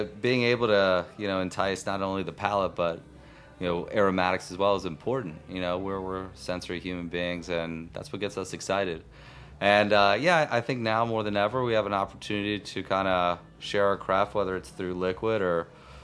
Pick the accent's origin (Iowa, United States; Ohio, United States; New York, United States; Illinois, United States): Illinois, United States; Chicago; I am from Chicago